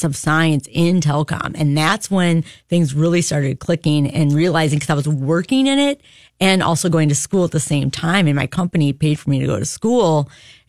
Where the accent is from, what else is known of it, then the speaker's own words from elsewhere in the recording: Racine, Wisconsin, United States; Racine, Wisconsin, a great place on a great lake